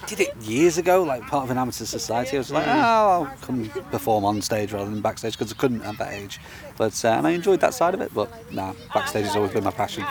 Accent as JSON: {"language": "English", "town": "Lytham St Anne's", "region": "North West England", "country": "United Kingdom", "tie": "born or raised there", "moved": "yes", "lives_now": "London, United Kingdom", "said": "I, I, live in Lytham, Lytham St Anne's, or on the northwest coast, or used"}